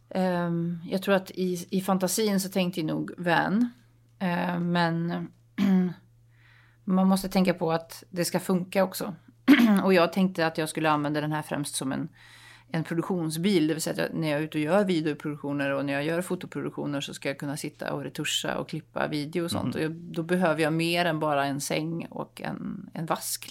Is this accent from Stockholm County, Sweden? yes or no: no; Dalsland, Västra Götaland, Sweden; moved away; jag åkte till min hembygd i Dalsland